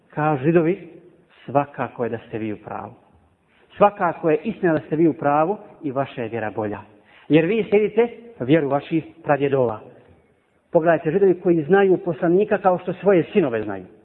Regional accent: Bosnia & Herzegovina; Ovdje kod nas u Bosni.

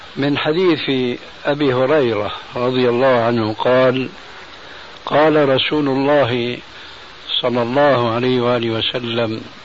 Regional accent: Syria; عندنا في سوريا

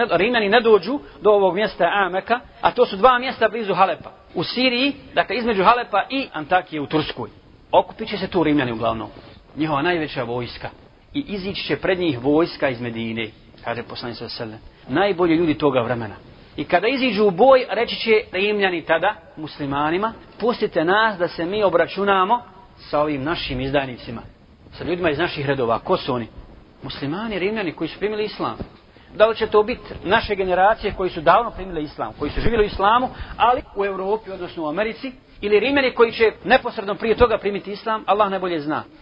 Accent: Bosnia & Herzegovina; kod nas u Bosni

